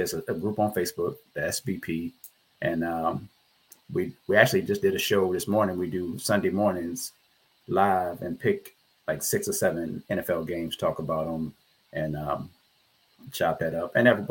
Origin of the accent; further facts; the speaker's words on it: Richmond, Virginia, United States; I'm from Richmond, Virginia